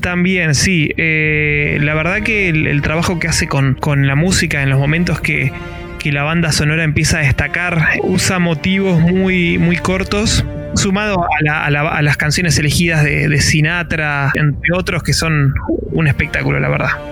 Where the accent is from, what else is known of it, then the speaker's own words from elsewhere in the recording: Mar del Plata, Buenos Aires Province, Argentina; provincia de Buenos Aires, en la costa